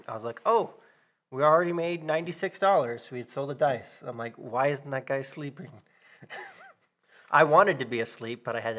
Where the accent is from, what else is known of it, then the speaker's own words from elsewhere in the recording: Texas, United States; moved away as an adult; now in Montana, United States; I grew up in Texas